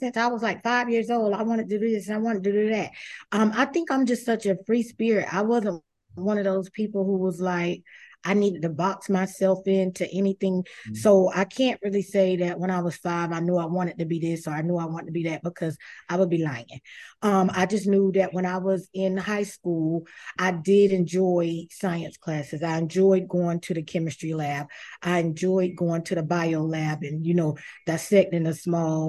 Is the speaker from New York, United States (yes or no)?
no; South Carolina, United States; now in Florida, United States; I'm originally from South Carolina